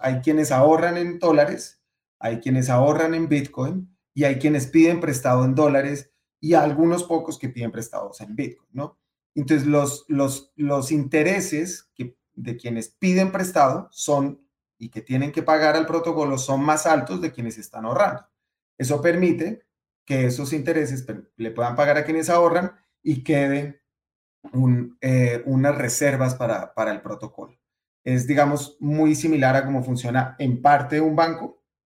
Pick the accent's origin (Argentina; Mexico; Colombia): Colombia; Colombia, por ejemplo, de donde yo, donde yo nací